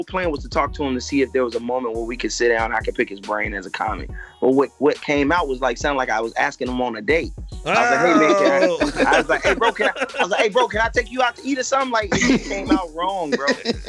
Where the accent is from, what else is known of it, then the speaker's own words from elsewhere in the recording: Chicago, Illinois, United States; moved away as an adult; now in Los Angeles, United States; I'm from Chicago. I'm a comic.